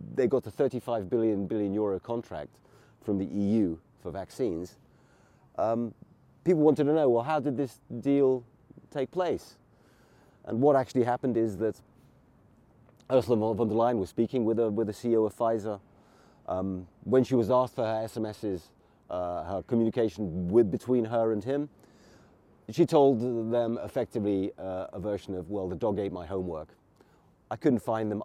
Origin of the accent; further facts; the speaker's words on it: England, United Kingdom; now in Hungary; I grew up in England